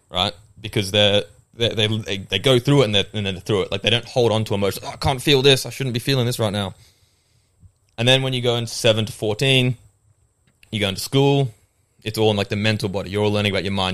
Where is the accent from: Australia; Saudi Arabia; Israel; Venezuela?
Australia; accent: Australian; also born or lived in England; I moved from England when I was seven, which a lot of people don't know 'cause my accent's Australian.